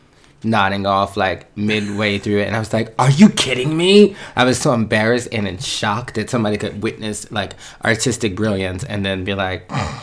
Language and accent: English; Philadelphia, Pennsylvania, United States; moved away as an adult; now in New York City, United States; Originally from West Philadelphia, born and raised. On a playground is not where I spent most of my days. I was more like mama's boy in the house. So I'm originally from West Philly. But I have lived in New York City for over 14